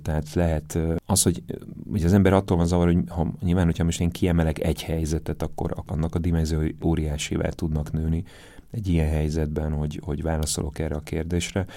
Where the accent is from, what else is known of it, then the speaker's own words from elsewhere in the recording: Zalaegerszeg, Zala, Hungary; moved away; én Zalaegerszegen születtem